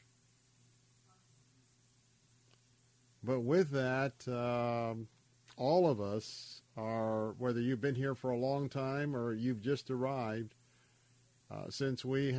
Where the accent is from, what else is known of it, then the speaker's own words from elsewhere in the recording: Tampa, Florida, United States; I was born here in Tampa, Florida. I've stayed in Tampa, Florida.